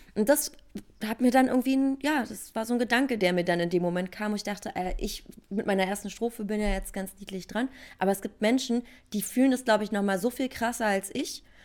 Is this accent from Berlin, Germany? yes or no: yes; Berlin, Germany; Ich bin Urberliner Pflänzchen